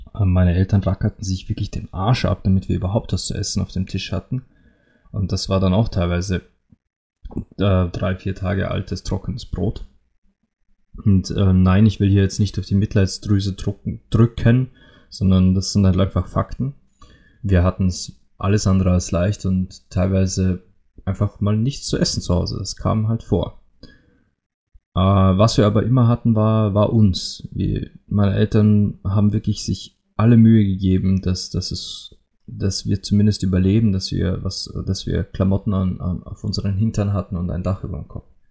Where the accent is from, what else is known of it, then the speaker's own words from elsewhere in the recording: Austria; bei uns in Österreich